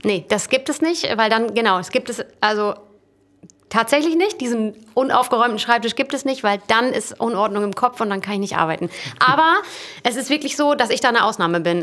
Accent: Emsland, Lower Saxony, Germany; also born or lived in Dortmund; als ich dann ins Emsland zurückgezogen bin

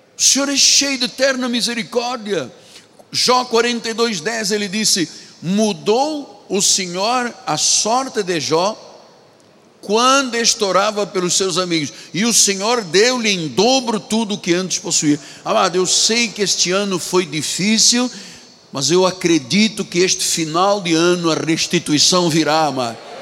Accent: Angola; now in Rio de Janeiro, Brazil; Na minha terra, em Angola

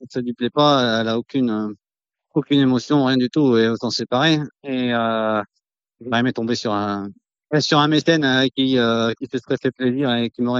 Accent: Vénès, Occitania, France; born or raised there

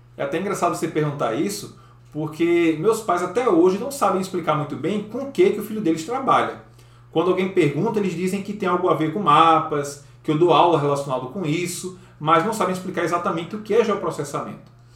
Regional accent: João Pessoa, Paraíba, Brazil; Eu sou natural de João Pessoa, que é a capital do estado da Paraíba

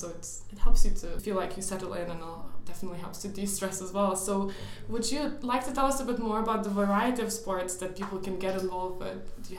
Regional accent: Lithuania; now in Newcastle upon Tyne, United Kingdom; I'm from Lithuania

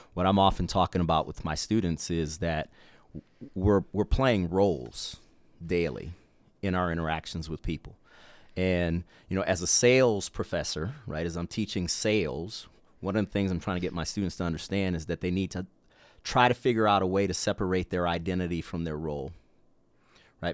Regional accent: Mississippi Gulf Coast, United States; growing up in South Mississippi, uh, on the Mississippi Gulf Coast

